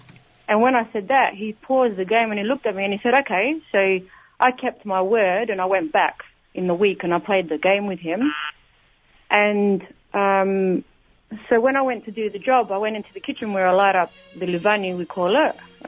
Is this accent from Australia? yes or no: yes; Adelaide, South Australia, Australia; now in Melbourne, Australia; because I'm originally from Adelaide, here in Australia. I live now in Melbourne.